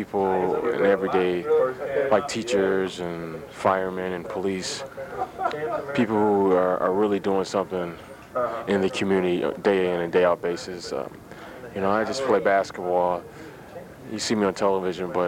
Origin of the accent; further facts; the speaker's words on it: Detroit, Michigan, United States; Grew up in Detroit. I love the city and proud to be from Detroit and the Motor City.